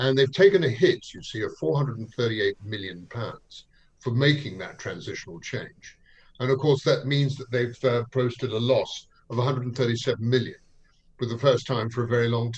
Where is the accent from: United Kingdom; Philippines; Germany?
United Kingdom; London; being a Londoner myself